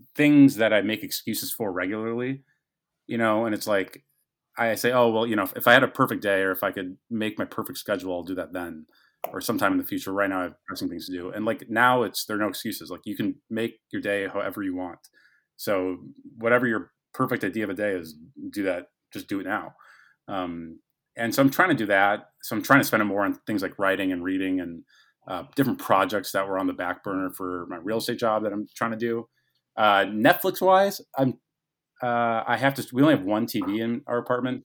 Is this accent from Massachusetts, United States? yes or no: no; Fargo, North Dakota, United States; moved away as an adult; also born or lived in Omaha, Nebraska; We're both from Fargo, North Dakota.